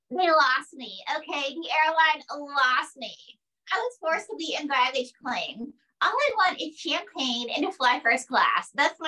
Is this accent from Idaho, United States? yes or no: yes; Pocatello, Idaho, United States; I'm from Pocatello, Idaho.